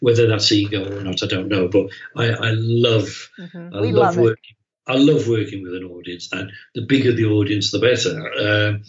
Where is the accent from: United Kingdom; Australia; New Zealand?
United Kingdom; England; my hometown in England